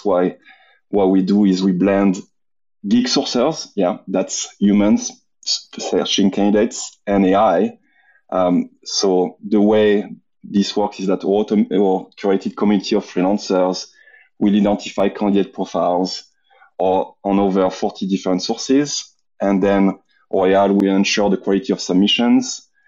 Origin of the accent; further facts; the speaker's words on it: Marseille, Provence-Alpes-Côte d'Azur, France; English is a second language; also born or lived in London; now in Austin, United States; French, Marseille, the south of France, but I've been away from France for the past 17 years. Spent 6 years in London.